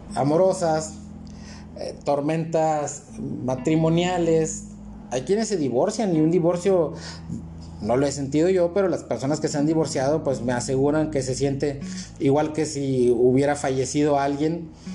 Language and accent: Spanish; Matamoros, Tamaulipas, Mexico; nosotros somos de Matamoros